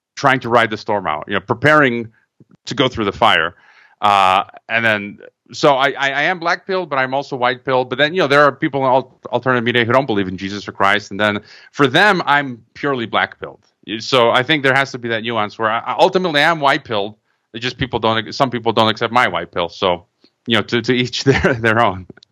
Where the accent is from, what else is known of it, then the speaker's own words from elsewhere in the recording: Chicago, Illinois, United States; moved away; also born or lived in Croatia; I was born in Chicago, uh, but my parents were Croatian immigrants